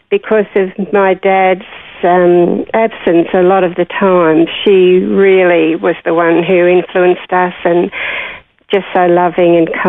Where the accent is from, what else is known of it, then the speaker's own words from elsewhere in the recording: Parramatta, New South Wales, Australia; born in 1947. And life in, in growing up in Parramatta in those days was pretty good.